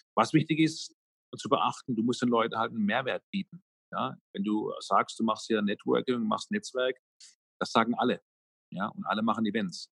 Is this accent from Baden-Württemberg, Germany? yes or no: yes; Karlsruhe, Baden-Württemberg, Germany; hier in meiner Heimatstadt in Karlsruhe